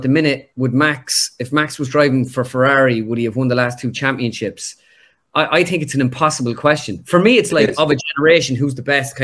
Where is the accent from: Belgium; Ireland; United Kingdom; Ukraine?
Ireland; us being Irish